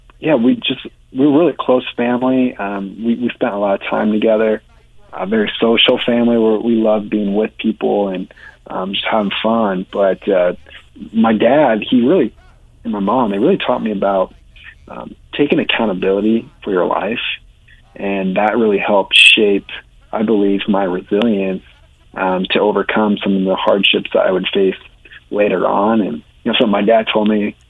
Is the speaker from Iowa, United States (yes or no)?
yes; Iowa, United States; Born and raised in Iowa. That's kind of where my roots are and where I kind of call home